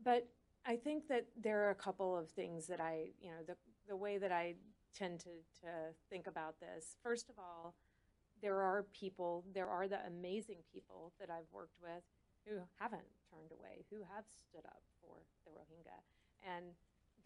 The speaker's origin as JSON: {"language": "English", "town": "Thomasville", "region": "Georgia", "country": "United States", "tie": "born or raised there", "said": "I grew up in the American South. I was born in a small town in Georgia and spent my entire life in Thomasville, Georgia, a very small town in South Georgia"}